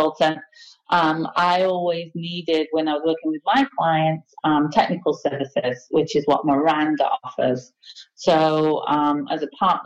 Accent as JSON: {"language": "English", "region": "England", "country": "United Kingdom", "moved": "yes", "lives_now": "Maine, United States", "said": "I'm English, and I moved to the States, gosh, 23 years ago"}